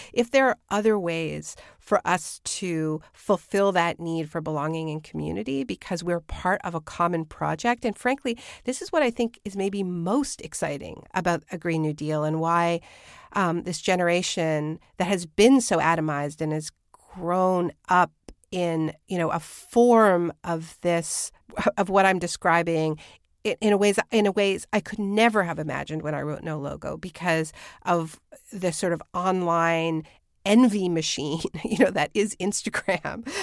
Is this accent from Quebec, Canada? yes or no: yes; Quebec, Canada; I was born in New France, you know, that was the original name for Quebec